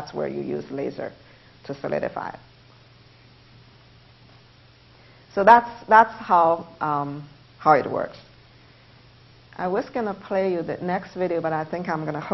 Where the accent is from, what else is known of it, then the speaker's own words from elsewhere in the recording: China; English is a second language; moved away as an adult; now in United States; I couldn't stay in China, I came to the United States, I live in American dream.